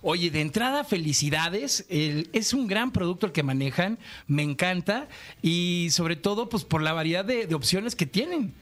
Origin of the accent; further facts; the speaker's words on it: Guadalajara, Jalisco, Mexico; yo soy de Guanatos